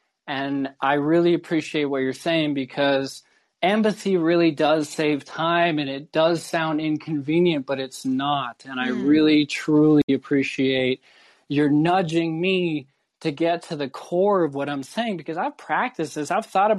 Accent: Ireland; I've been systematically oppressed in so many ways as an Irish person in Ireland, in the United States.

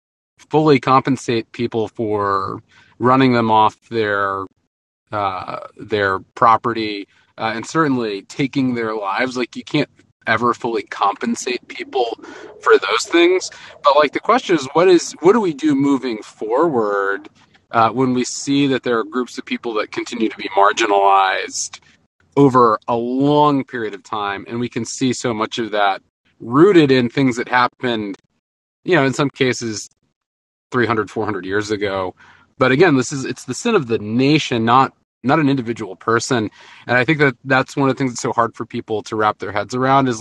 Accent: Texas, United States; now in Houston, United States; a Texan

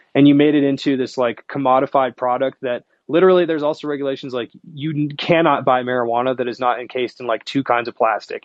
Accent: Seattle, Washington, United States; I'm from Wa- Seattle

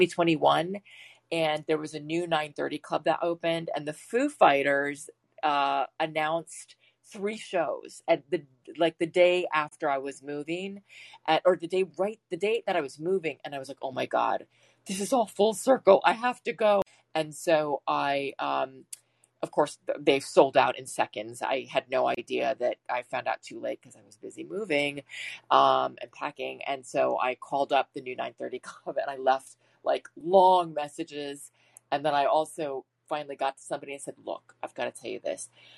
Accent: Washington, District of Columbia, United States; moved away; I grew up in Washington, DC

